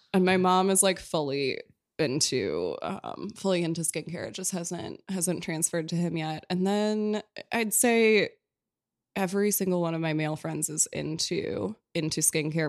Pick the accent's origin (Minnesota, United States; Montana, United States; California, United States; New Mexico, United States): Minnesota, United States; Minneapolis; now in New York, United States; I'm from Minneapolis